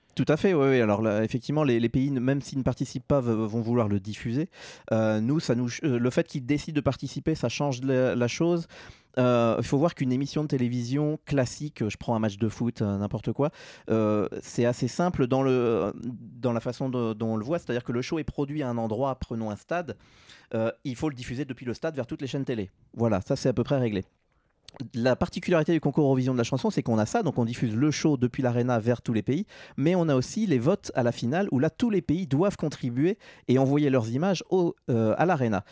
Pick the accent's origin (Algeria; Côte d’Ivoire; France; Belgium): France; Normandy; moved away as an adult; also born or lived in Paris, France; now in Geneva, Switzerland; je suis un Normand d'origine, donc je suis français, né en Normandie